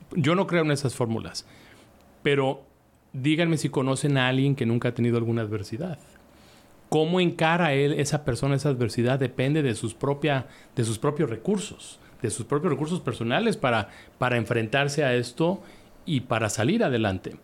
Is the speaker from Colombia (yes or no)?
no; Guadalajara, Jalisco, Mexico; en Guadalajara, en mi tierra